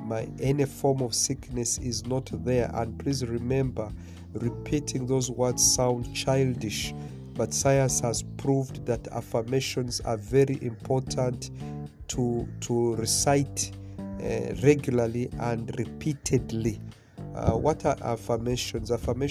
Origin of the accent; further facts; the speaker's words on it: Mombasa, Mombasa County, Kenya; where I grew up in Mombasa, Kenya